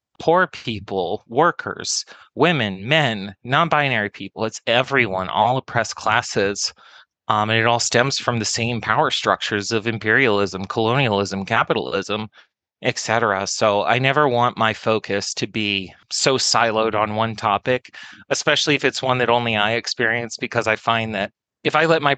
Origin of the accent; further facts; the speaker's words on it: the Southwest, Arizona, United States; I grew up in the Southwest, which is a very interesting area of the country